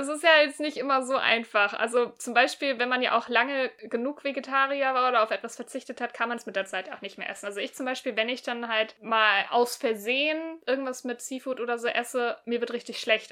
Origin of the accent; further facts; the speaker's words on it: Germany; bei uns in Deutschland